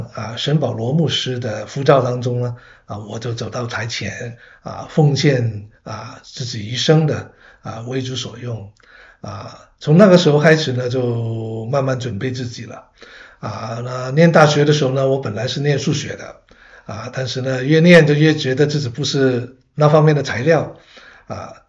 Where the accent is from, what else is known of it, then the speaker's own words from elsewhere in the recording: Hong Kong; now in Canada; 我其实，在加拿大，我是我是香港人啊，啊，来到加拿大呢，主要是留学生，嗯，啊，来了，结果呢就回不去，呵呵一直呢在这边已经四十多年了